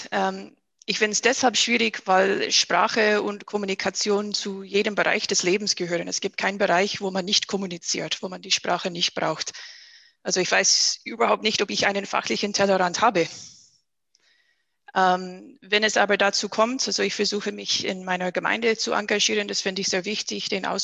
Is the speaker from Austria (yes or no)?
no; United States; now in Germany; aber für Amerika, wo ich herkomme, bin ich sehr, sehr logisch.